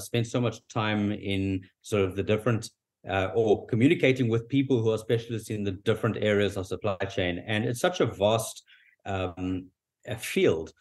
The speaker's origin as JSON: {"language": "English", "country": "South Africa", "accent": "South African", "said": "My accent is South African"}